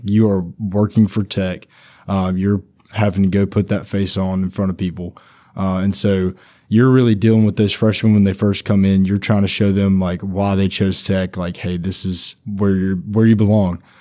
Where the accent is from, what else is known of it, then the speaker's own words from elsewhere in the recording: Mangham, Louisiana, United States; also born or lived in Monroe, Louisiana; I'm from Mangum, Louisiana. Uh, right, just a little bit outside of, uh, Monroe, uh, but that, I went to high school in Monroe